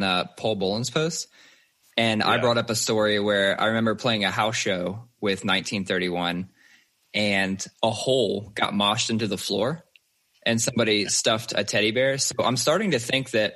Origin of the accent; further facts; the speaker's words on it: Columbus, Ohio, United States; we're all basically from Columbus